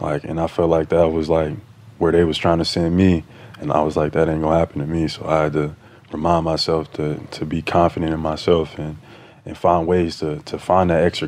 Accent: Atlanta, Georgia, United States; I'm from Atlanta.

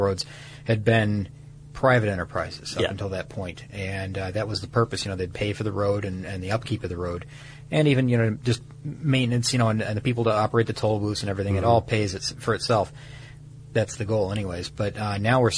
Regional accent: Midwest, United States; I'm a Midwesterner

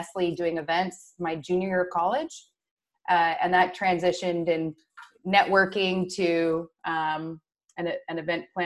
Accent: Washington, United States; my first sales job, because I did like money, was selling sweet corn on the side of the road, Highway 395 in very northeastern Washington state

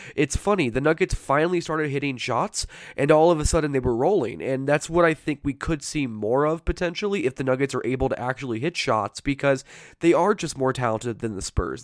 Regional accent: Los Angeles, California, United States; moved away; I grew up in Los Angeles

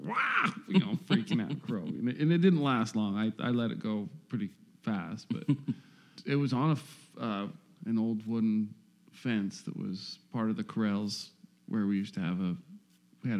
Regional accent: Rigby, Idaho, United States; in Rigby, Idaho there, yeah. Out in farming country. But I grew up in it was a trailer house that sat right where my parents' house sits

